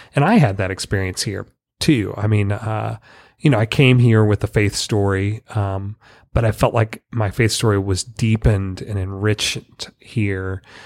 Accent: Dallas, Texas, United States; moved away; I grew up in North Dallas.

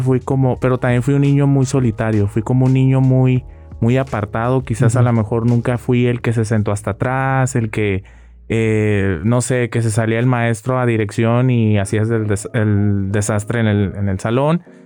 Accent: Rosarito, Baja California, Mexico; moved away; yo como parte de mi vida como rosaritense

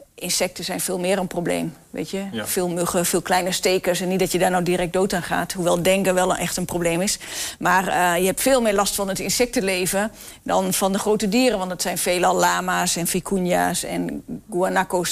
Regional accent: Netherlands; wij als Nederlanders

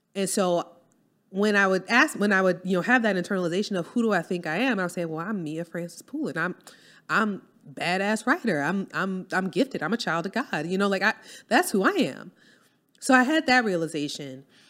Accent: New Orleans, Louisiana, United States; moved away; I'm from New Orleans

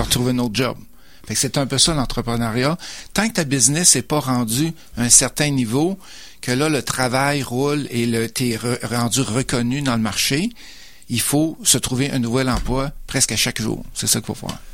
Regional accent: Beauce, Quebec, Canada; moved away as an adult; also born or lived in Lévis / Sherbrooke / Mississauga / Sainte-Julie; je suis originaire de la Beauce.

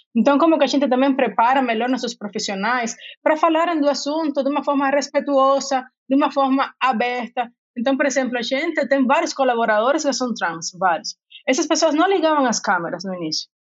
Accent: Cuba; Portuguese is a second language; moved away as an adult; also born or lived in Rio de Janeiro / Salvador; now in São Paulo, Brazil; como vocês podem ver pelo meu sotaque, não sou brasileira, sou de Cuba, mas moro no Brasil tem 14 anos

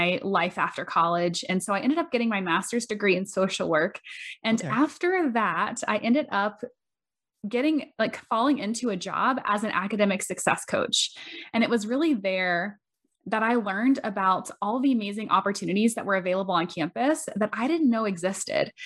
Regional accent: Bushnell, Florida, United States; I'm originally from Bushnell, Florida

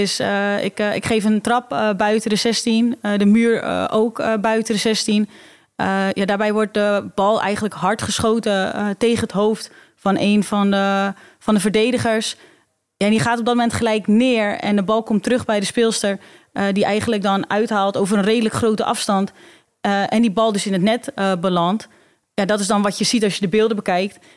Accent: Alkmaar, North Holland, Netherlands; is Alkmaar mijn geboorteplaats. woon ik daar nog steeds.

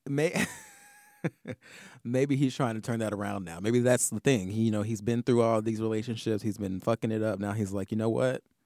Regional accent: the South, United States; now in New York, United States; in the South where I'm from

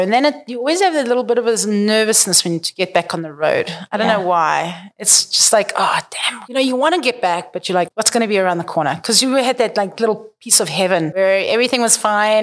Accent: South Africa; moved away; We're South African

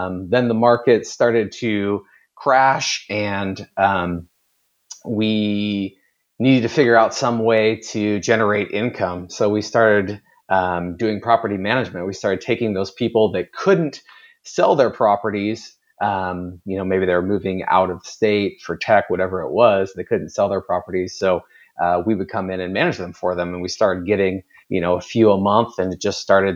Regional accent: Kirkland, Washington, United States; Born and raised in the Seattle area, just a little bit outside in Kirkland

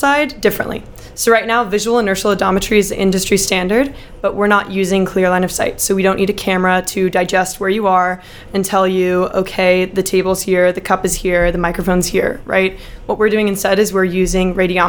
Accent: Dallas, Texas, United States; moved away as an adult; also born or lived in Philadelphia, Pennsylvania; I am from Dallas, Texas

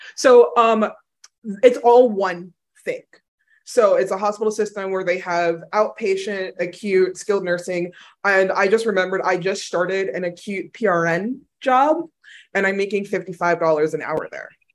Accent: New York, United States; moved away as an adult; also born or lived in Boston; now in Texas, United States; they moved to New York, so I grew up in New York

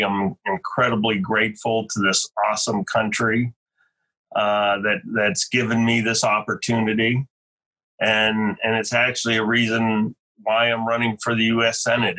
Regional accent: Altoona, Pennsylvania, United States; moved away as an adult; now in Wolfeboro, United States; Well, I grew up in Altoona, Pennsylvania. I live in Wolfboro, New Hampshire right now.

